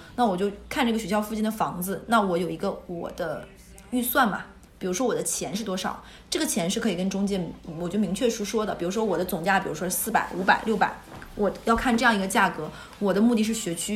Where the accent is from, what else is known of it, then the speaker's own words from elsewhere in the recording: northern China, China; moved away; 我是北方人